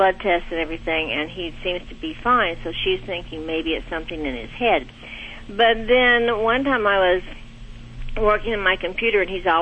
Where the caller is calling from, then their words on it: Bentonville, Arkansas, United States; I'm calling from Bentonville, Arkansas